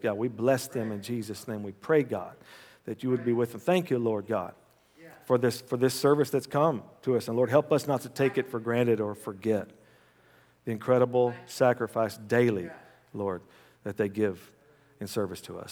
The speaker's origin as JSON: {"language": "English", "country": "United States", "said": "as an American"}